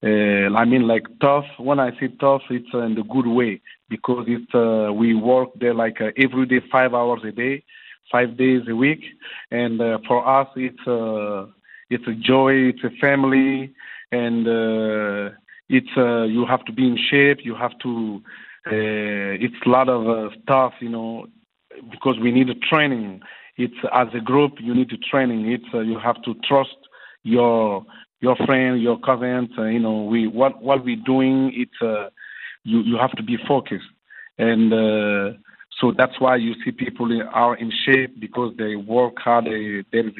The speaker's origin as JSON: {"language": "English", "country": "Guinea", "tie": "born or raised there", "moved": "yes", "said": "to Guinea, in my hometown, in my little village of fish village"}